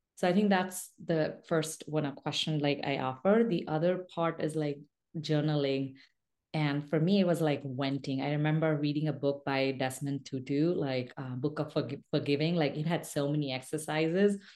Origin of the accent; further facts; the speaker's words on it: India; English is a second language; I was born and raised in a rural mining town in India